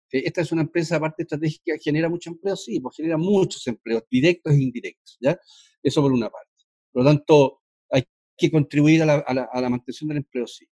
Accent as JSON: {"language": "Spanish", "country": "Chile", "said": "como chileno"}